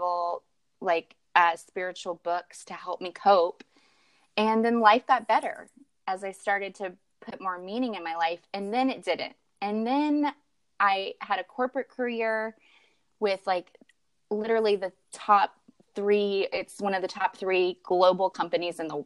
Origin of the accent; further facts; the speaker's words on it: Kentucky, United States; moved away as an adult; now in California, United States; I am a Kentucky girl at heart. I grew up in the South and relocated to California not too long ago, about 4 years ago